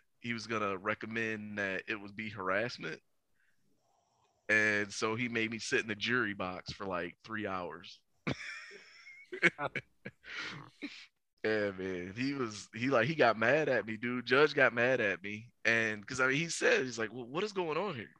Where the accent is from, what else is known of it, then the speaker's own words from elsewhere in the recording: Cedar Point, Ohio, United States; also born or lived in Iowa / Willacoochee, Georgia; when I first moved back to my hometown, when I first moved back to Cedar Point